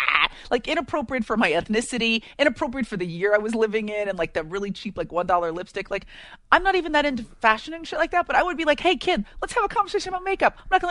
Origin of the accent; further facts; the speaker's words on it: San Francisco Bay Area, California, United States; I grew up in the Bay Area, so San Francisco Bay Area.